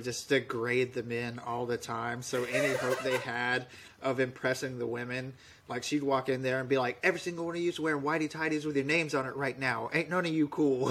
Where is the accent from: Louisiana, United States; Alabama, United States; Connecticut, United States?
Alabama, United States; Webb; moved away as an adult; now in Poland; I'm from the very bottom of Alabama, uh, a little town called Webb. I usually have to tell people that I'm from Dothan because nobody knows where Webb is